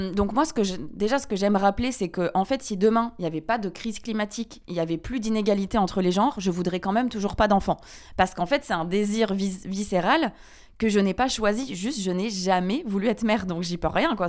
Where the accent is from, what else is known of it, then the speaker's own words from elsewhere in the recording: France; moved away as an adult; also born or lived in Guatemala; now in Belgium; j'ai grandi en France euh, avec du fromage tous les jours